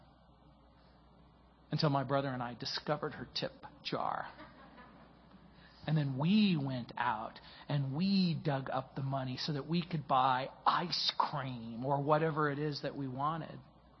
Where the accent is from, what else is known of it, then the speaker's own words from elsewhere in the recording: New Orleans, Louisiana, United States; born there; I was born in New Orleans, Louisiana.